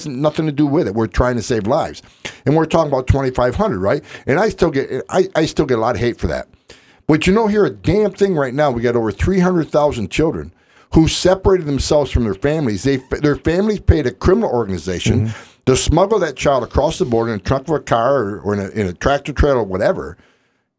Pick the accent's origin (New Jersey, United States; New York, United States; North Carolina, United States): New York, United States; West Carthage; moved away as an adult; also born or lived in Utica, New York / California; I grew up in West Carthage, New York